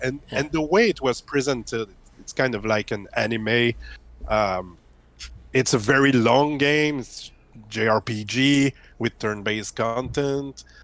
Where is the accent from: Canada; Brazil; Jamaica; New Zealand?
Canada; Quebec; English is a second language; I'm from Quebec, Canada.